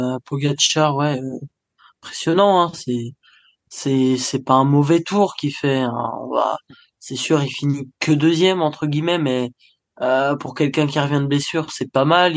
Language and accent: French; France; je suis français avant tout